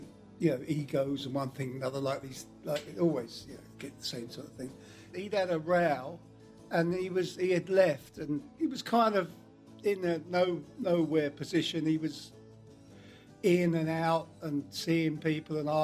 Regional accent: Ashford, South East England, United Kingdom; I'm from Ashford in Kent, which is inland a bit more, where the Channel Tunnel railway stations are

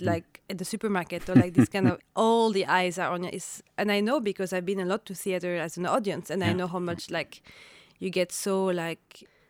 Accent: Paris, Île-de-France, France; now in Oslo, Norway; I grew up in Paris, in France, and my parents are both from Algeria.

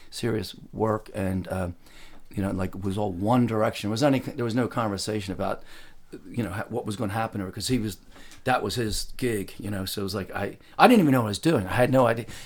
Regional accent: Philadelphia, Pennsylvania, United States; also born or lived in Darby, Pennsylvania, United States; I was born out there near Southwest Philadelphia, you know, Darby, PA, you know, mm-hmm.

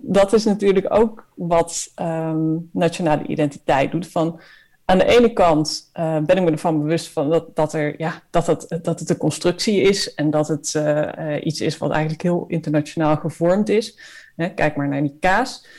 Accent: Netherlands; als Nederlanders

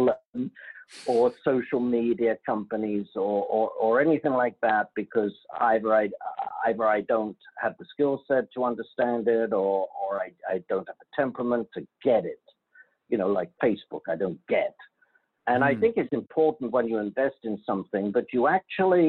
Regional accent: London, United Kingdom; moved away as an adult; now in United States; I'm from London, England, graduated London School of Economics

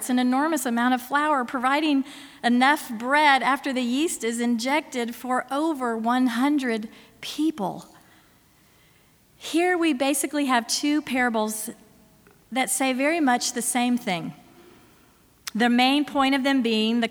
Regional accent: Florida, United States; my home state of Florida

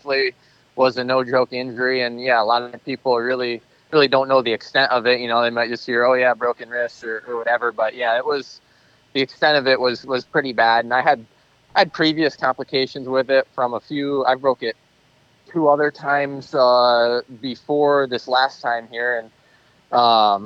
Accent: Michigan, United States; being from Michigan, I'm so used to riding sand and, loamy tracks

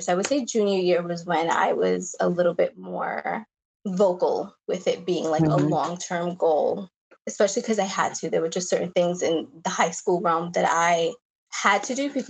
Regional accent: Long Island, New York, United States; I lived, I grew up on Long Island

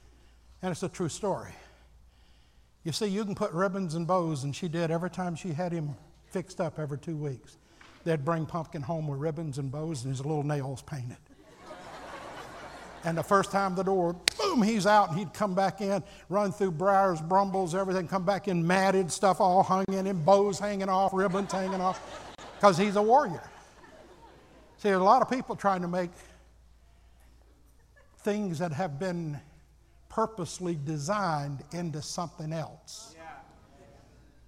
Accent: Alabama, United States; moved away; I grew up in Alabama and everybody had two or three old hound dogs

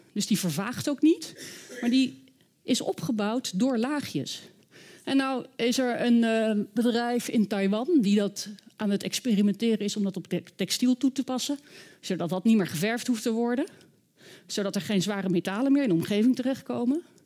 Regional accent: The Hague, South Holland, Netherlands; Ik ben zelf opgegroeid in Den Haag

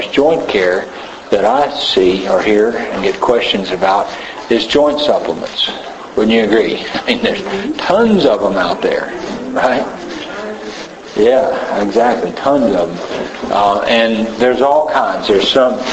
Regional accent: Tennessee, United States; I'm from Tennessee, long way from here

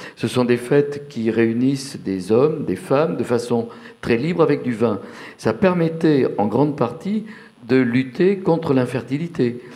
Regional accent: Bordeaux, Nouvelle-Aquitaine, France; now in Paris, France; j'ai le souvenir dans mon enfance à Bordeaux dans les années 50

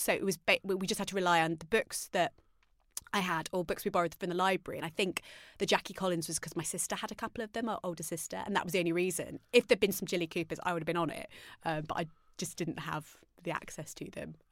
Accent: Arnold, East Midlands, United Kingdom; I grew up in Arnold Nottingham.

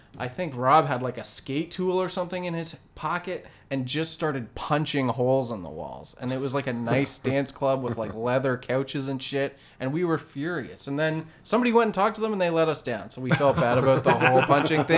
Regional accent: Port Stanley, Ontario, Canada; also born or lived in London, Ontario; I grew up in Port Stanley, Ontario, and going to London, Ontario was like a very big deal.

